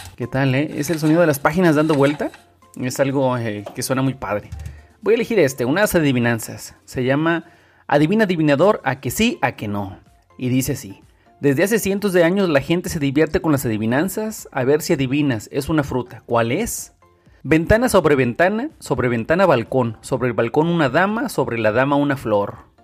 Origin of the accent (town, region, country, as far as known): Mexico